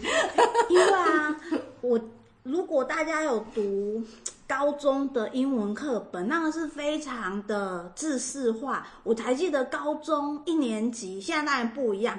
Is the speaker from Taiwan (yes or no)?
yes; Taiwan; moved away; also born or lived in Los Angeles, United States / Irvine, United States; 我们在台湾学的不一样